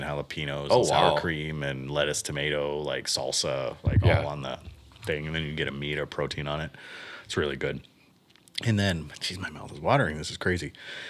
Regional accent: Miami, Florida, United States; So I grew up in Miami. I spent... 3 years, and at the end of our street, right on Bird Road in Miami, we had a churro guy

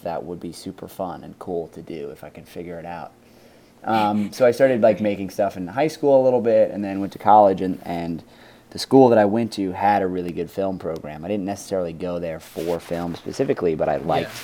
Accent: New York City, New York, United States; I was very lucky to be born and grow up in New York City

